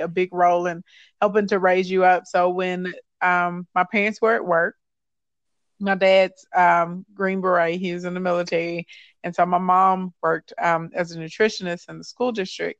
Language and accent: English; Arkansas, United States; growing up in Arkansas was interesting. It's fun. It's beautiful here.